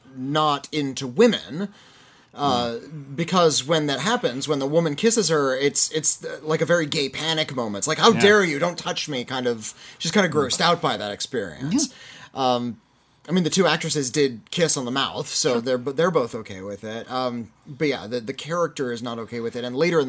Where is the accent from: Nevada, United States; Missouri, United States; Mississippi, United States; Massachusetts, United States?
Missouri, United States; I'm from Missouri, I haven't seen any of these movies.